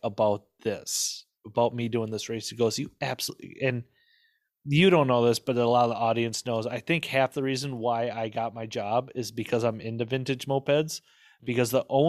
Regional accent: Midwest, United States; I grew up in the Midwest

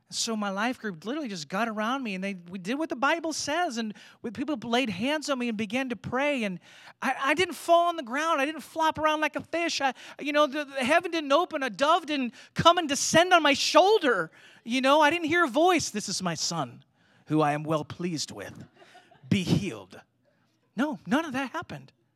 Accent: United States; being American Christians

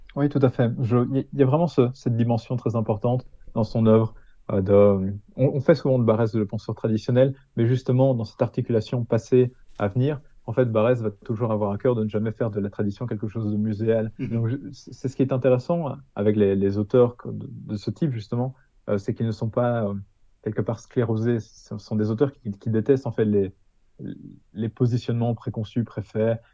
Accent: Hainaut, Wallonia, Belgium; je suis belge dans mon cas, je suis belge du Hainaut

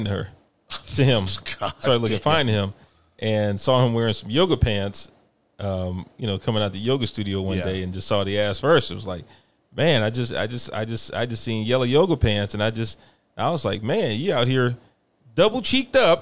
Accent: Houston, Texas, United States; I'm from Houston

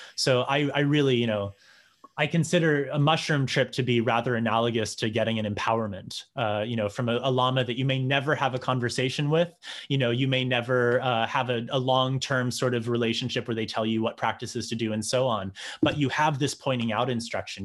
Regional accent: New Hampshire, United States; I grew up in New Hampshire

